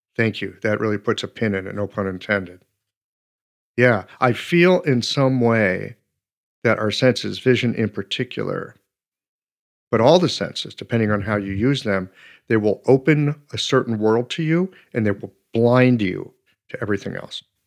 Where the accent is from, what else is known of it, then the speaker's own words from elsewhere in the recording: United States; being an American